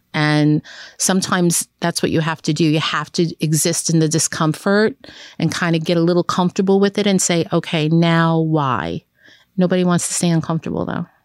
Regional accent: New York City, New York, United States; growing up in Brooklyn, Benton, Hartford

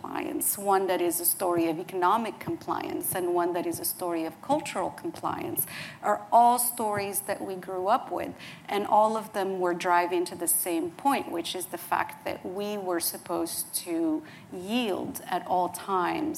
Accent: Morocco; moved away; I was born and raised in Morocco

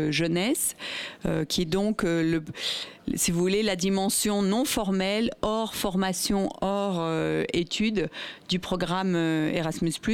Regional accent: Italy; Alors moi je suis italienne, du coup je connais le service civique italien.

